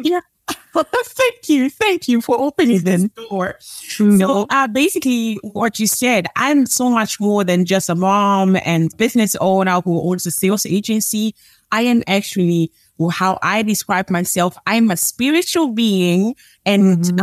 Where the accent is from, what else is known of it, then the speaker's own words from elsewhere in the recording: Germany; moved away as an adult; also born or lived in Angola; now in Netherlands; I was born in Angola, Africa. Uh, I grew up in Germany and live now for almost 10 years in the Netherlands